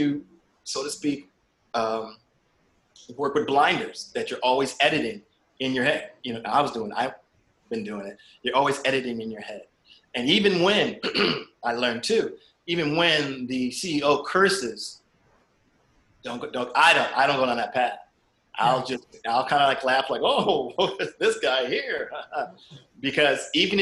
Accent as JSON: {"language": "English", "town": "Springfield", "region": "Massachusetts", "country": "United States", "tie": "born or raised there", "said": "I grew up in Springfield, Massachusetts"}